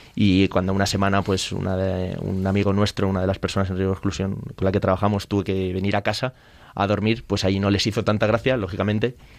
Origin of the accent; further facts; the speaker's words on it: Spain; yo soy el presidente de España